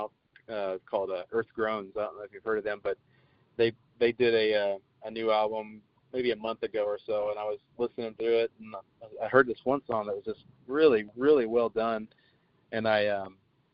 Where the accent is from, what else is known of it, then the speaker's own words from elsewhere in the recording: Emporia, Kansas, United States; also born or lived in Oregon; now in Vero Beach, United States; I was born and raised in Kansas